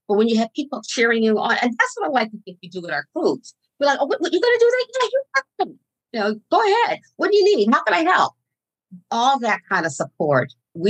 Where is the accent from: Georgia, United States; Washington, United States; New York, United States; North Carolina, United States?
North Carolina, United States; Fort Bragg; born there; I'm an Army brat, as they called us. I was born in Fort Bragg, North Carolina.